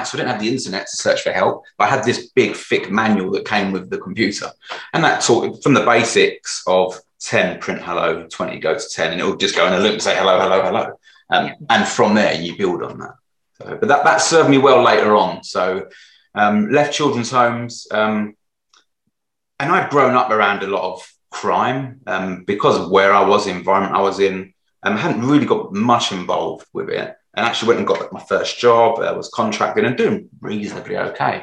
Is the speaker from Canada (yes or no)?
no; London, United Kingdom; I grew up in Newham, which is sort of one of the poorest parts of London.